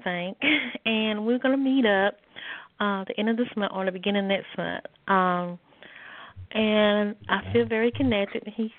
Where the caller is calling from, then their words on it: North Carolina, United States; I'm calling from North Carolina.